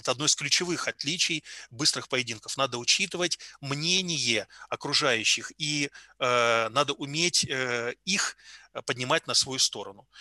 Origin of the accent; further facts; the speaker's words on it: Yalta, Crimea, Ukraine; now in Tomsk, Russia; я родом из Ялты